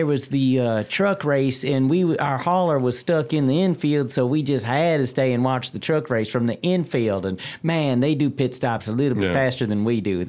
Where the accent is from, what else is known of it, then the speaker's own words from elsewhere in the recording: Kentucky, United States; moved away; Kentucky's got it going on. $3.03, my home state.